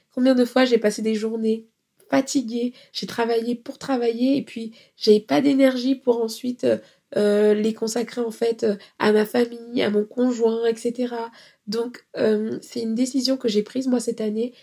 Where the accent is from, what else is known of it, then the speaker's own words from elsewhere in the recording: France; nous, on est des Français